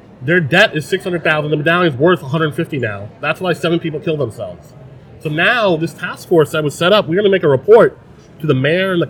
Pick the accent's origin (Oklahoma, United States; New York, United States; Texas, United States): New York, United States; New York City; I grew up in Eastern Queens in Glen Oaks